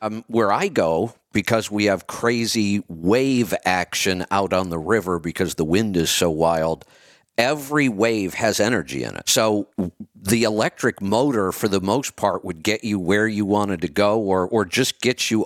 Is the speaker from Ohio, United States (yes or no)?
yes; Northeast Ohio, United States; I grew up in Northeast Ohio